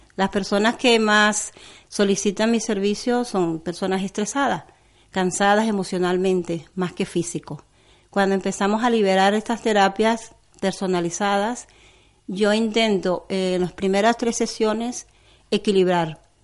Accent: Venezuela; moved away; soy venezolana

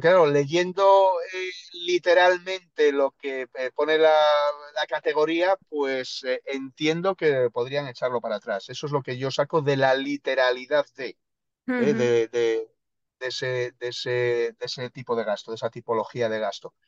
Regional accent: El Bierzo, Castile and León, Spain; moved away; also born or lived in Andalusia; yo soy del norte, yo soy del mm. Bierzo

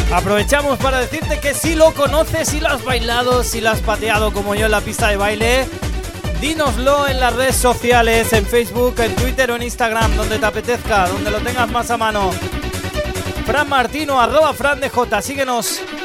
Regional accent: Valencia, Valencian Community, Spain; Hoy estoy muy de Valencia, de mi tierra

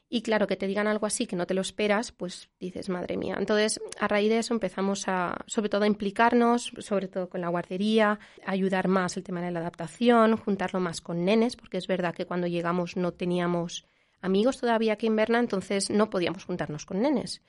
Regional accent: Valencia, Valencian Community, Spain; moved away as an adult; also born or lived in Switzerland; now in Zurich, Switzerland; somos de, de Valencia.

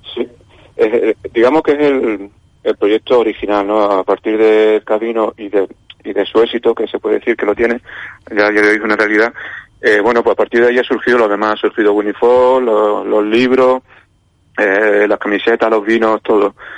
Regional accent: Málaga, Andalusia, Spain; now in Valladolid, Spain; yo ahora vivo en Valladolid, pero soy malagueño

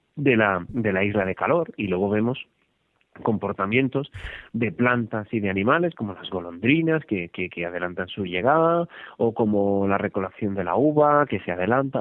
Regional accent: Barcelona, Catalonia, Spain; Yo soy de Barcelona

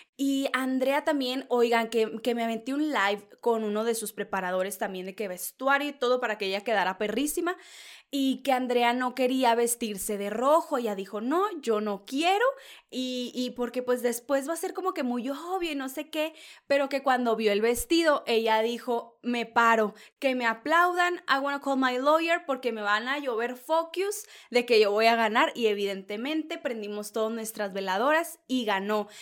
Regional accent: northern Mexico, Mexico; soy norteña

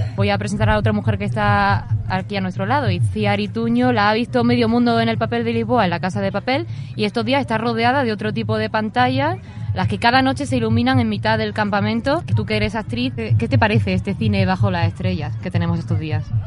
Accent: Córdoba, Andalusia, Spain; yo que soy de Córdoba

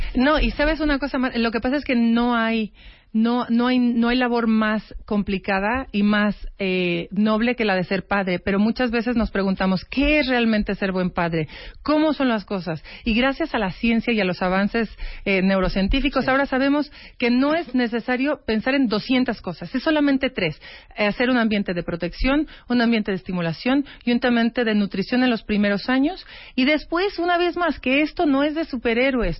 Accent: Mexico; como mexicana

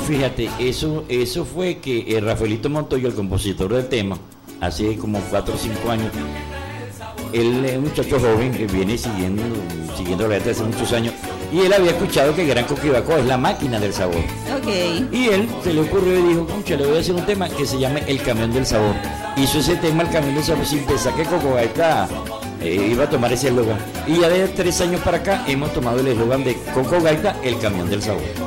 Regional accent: Puerto Cabello, Carabobo, Venezuela; moved away as an adult; also born or lived in Margarita Island; Me fui de Puerto Cabello como 10 años para la isla de Margarita

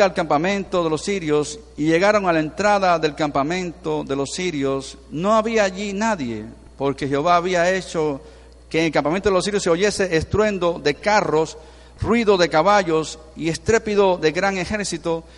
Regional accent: Venezuela; somos ciudadanos de Venezuela

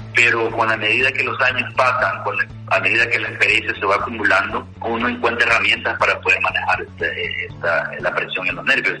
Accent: Santa Ana, El Salvador; mi ciudad natal de Santa Ana

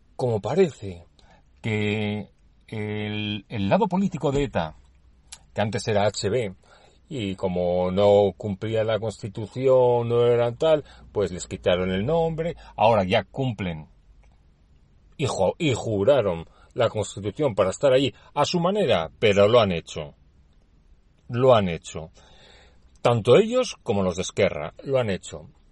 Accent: Basque Country, Spain; soy eh, nacido en el País Vasco, por lo tanto soy vasco, soy español

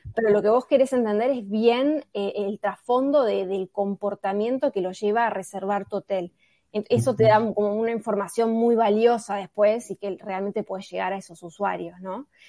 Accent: Buenos Aires, Argentina; soy de Buenos Aires

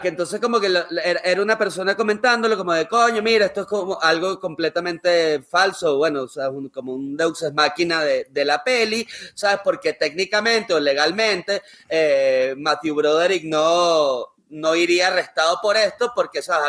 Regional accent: Venezuela; como venezolano

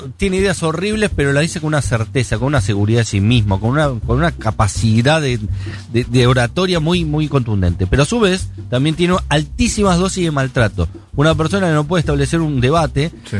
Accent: Buenos Aires, Argentina; los porteños decimos mal Chipa

